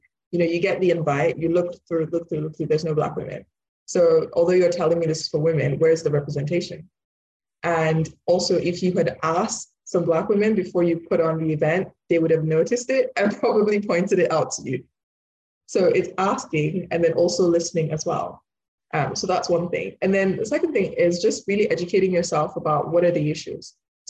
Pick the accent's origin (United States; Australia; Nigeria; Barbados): Nigeria; born there; also born or lived in United Kingdom; so I'm Nigerian born, but British, so British Nigerian.